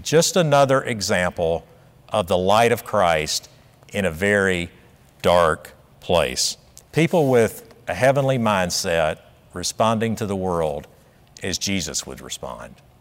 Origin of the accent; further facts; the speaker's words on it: South Carolina, United States; I grew up in South Carolina in the nineteen sixties